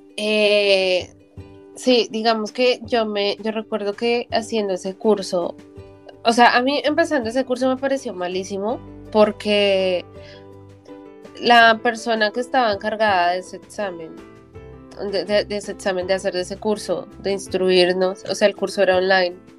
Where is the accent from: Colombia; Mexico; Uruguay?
Colombia; moved away as an adult; mi primera vez que salí, o sea, de Colombia de verdad